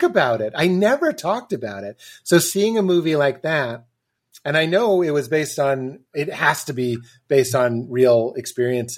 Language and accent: English; Boston, Massachusetts, United States; I'm from Boston, so I'm graduated high school in 97